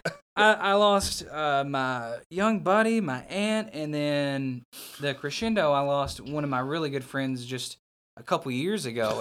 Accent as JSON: {"language": "English", "town": "Newport", "region": "Arkansas", "country": "United States", "tie": "born or raised there", "said": "that's where I grew up"}